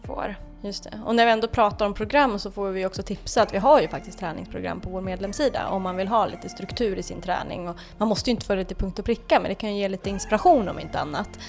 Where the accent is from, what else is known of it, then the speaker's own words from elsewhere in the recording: Dalarna County, Sweden; also born or lived in Falun / Grövelsjön; jag är väl uppväxt i Dalarna så där är vi vana vid snö